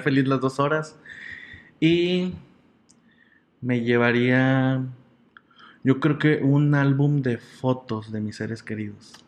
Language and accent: Spanish; General Escobedo, Nuevo León, Mexico; also born or lived in San Nicolás de los Garza, Nuevo León; soy originario de San Nicolás de los Garza, Nuevo León, pero toda mi vida he vivido en el municipio de Escobedo